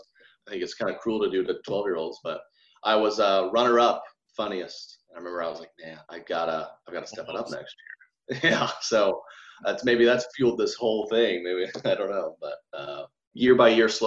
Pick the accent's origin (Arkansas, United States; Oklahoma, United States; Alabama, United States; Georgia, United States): Oklahoma, United States; Edmond; born and raised in Edmond. Nice suburb of Oklahoma City.